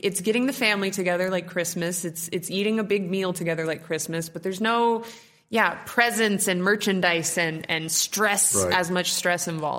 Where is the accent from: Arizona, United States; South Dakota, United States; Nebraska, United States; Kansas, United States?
Nebraska, United States; Well, I'm from Nebraska myself